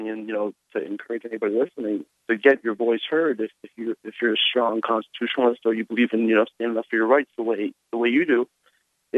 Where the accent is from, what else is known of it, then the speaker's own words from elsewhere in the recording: Connecticut, United States; now in Boston, United States; I'm from Connecticut